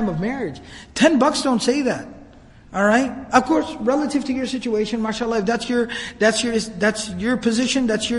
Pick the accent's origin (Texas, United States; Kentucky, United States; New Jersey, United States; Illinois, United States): Texas, United States; Dallas; I was born and raised here in Dallas